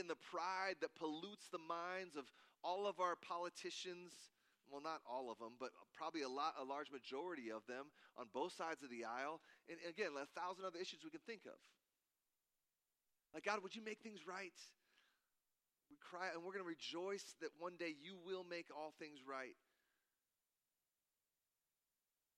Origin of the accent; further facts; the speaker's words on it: Cedar Falls, Iowa, United States; moved away as an adult; now in Wisconsin, United States; I play a jazz gig every other month in my hometown of Cedar Falls, Iowa